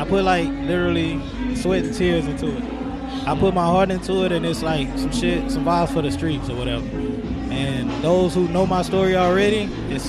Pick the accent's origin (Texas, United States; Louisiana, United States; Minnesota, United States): Texas, United States; Dallas; from Dallas, Texas